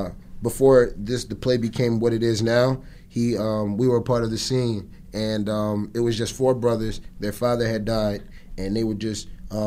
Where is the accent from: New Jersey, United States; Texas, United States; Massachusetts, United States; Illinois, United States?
New Jersey, United States; Atlantic City; Growing up in Atlantic City, it was pretty cool, honestly.